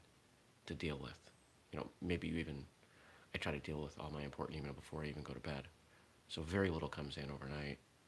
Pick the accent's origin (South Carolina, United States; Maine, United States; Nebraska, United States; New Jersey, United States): Maine, United States; moved away; I'm from Maine.